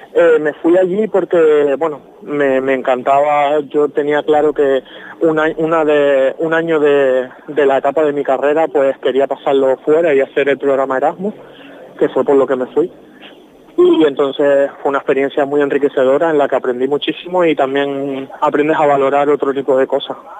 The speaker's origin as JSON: {"language": "Spanish", "town": "Las Palmas de Gran Canaria", "region": "Canary Islands", "country": "Spain", "said": "la orquesta de mi tierra, con, la orquesta filarmónica de Las Palmas"}